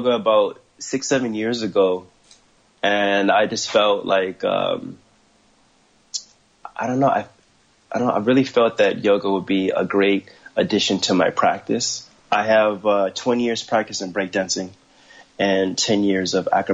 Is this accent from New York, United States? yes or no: no; Los Angeles, California, United States; also born or lived in Ohio / San Gabriel Valley / Orange County; I was born in Ohio, raised in Los Angeles, but I was raised in Hollywood